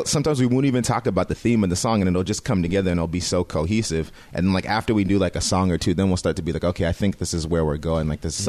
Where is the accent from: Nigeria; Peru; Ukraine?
Nigeria; Yeah, so we're Nigerian. So we grew up on a lot of Afrobeat stuff.